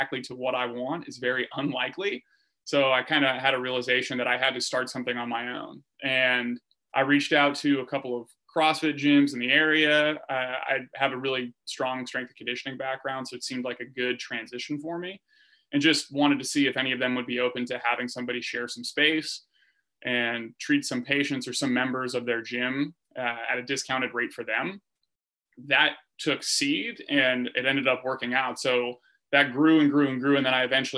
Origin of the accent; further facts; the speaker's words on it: Northern California, United States; I'm from Northern California